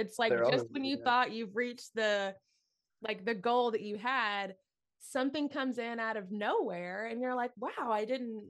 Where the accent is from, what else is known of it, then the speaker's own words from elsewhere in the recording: Tennessee, United States; I'm from Tennessee. So that was my backyard.